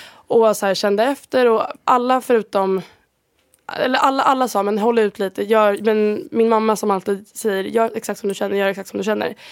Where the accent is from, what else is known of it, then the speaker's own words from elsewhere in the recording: Sweden; first language Swedish; moved away as an adult; jag är 21 år gammal, jag är från Sverige